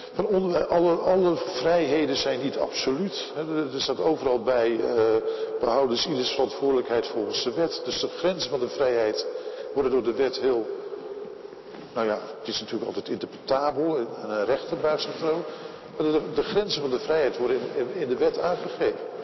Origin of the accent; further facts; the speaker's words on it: Netherlands; wij als Nederlanders